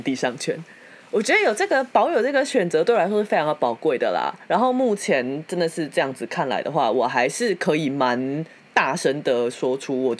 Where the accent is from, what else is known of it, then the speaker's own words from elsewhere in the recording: Tainan, Taiwan; now in Taipei, Taiwan; 妈的，我以前我特别把户籍从台南迁上来台北，